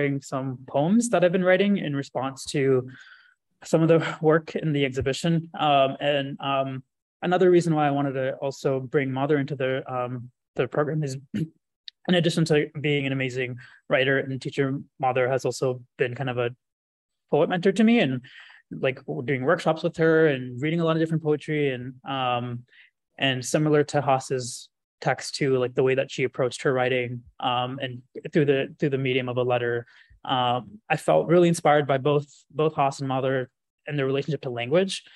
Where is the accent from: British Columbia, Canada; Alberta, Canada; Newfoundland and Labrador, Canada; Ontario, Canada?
Ontario, Canada; Guelph; the Art Gallery of Guelph, which is an art museum in my hometown.